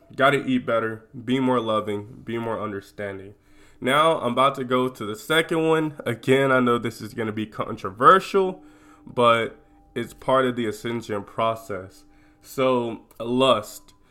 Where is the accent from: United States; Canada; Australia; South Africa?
United States; I'm from America